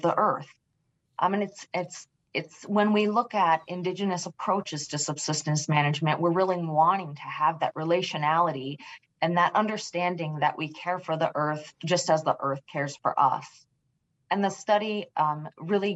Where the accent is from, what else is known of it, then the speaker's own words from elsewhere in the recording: Homer, Alaska, United States; I was raised just outside of Homer, Alaska, on a reindeer ranch with my paternal grandmother